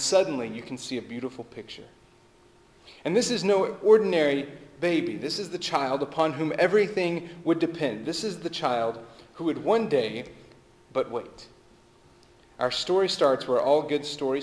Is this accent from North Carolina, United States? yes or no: no; Texas, United States; I'm from Texas, and the way we would put it is it's back yonder